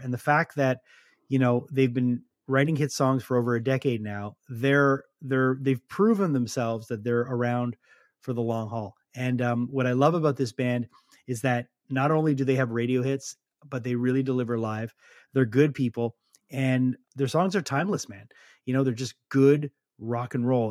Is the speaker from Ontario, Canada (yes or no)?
no; Montreal, Quebec, Canada; being from montreal you do feel the oldness